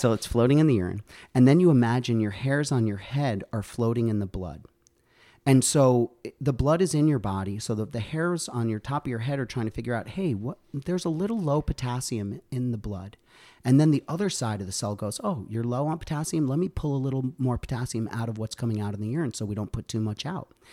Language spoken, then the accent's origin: English; Ossining, New York, United States; moved away as an adult; also born or lived in Connecticut / Albany, New York; now in Plattsburgh, United States; I grew up in Westchester Downstate in Ossining.